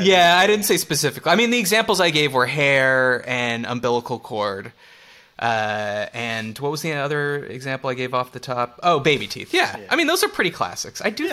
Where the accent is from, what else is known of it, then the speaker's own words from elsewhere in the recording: Canada; We're both Canadian